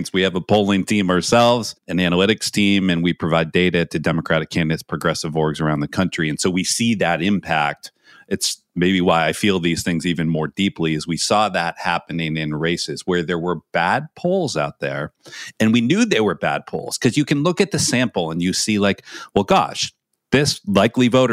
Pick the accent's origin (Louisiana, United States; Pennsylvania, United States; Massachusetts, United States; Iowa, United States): Massachusetts, United States; Andover; my hometown, a school I didn't go to, but Phillips Andover